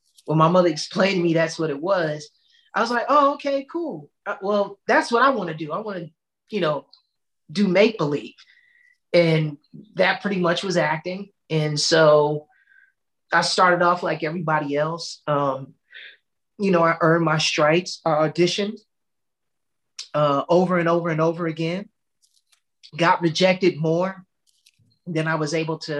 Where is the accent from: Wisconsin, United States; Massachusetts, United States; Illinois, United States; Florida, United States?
Illinois, United States; Chicago; I'm originally from Chicago. I'm born and raised